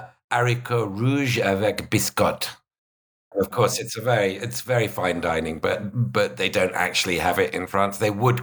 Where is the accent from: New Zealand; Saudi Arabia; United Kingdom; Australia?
United Kingdom; because I'm British